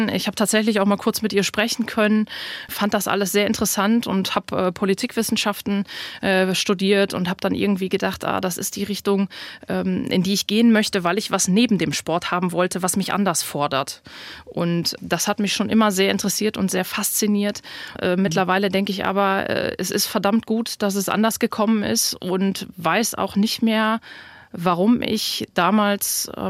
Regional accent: North Rhine-Westphalia, Germany; moved away; was mir sehr schwer schwer gefallen ist, aus dem Sauerland wegzugehen, aus meiner Heimat.

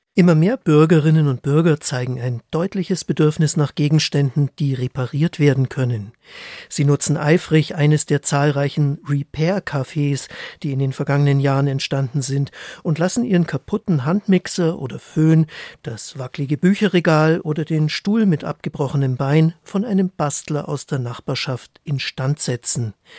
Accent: Germany; bei uns in Deutschland

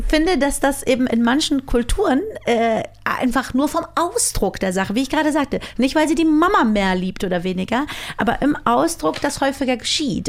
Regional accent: Germany; ich bin ja nun mal in Deutschland aufgewachsen

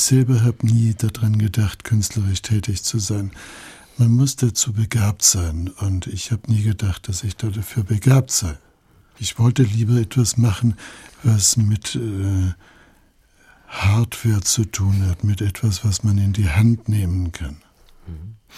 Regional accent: Allgäu, Germany; bei uns im Allgäu

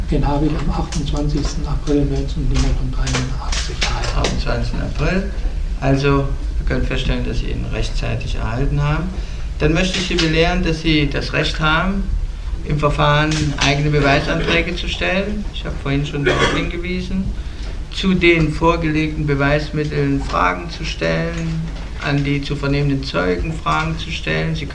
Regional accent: Gransee, Brandenburg, Germany; In Gransee.

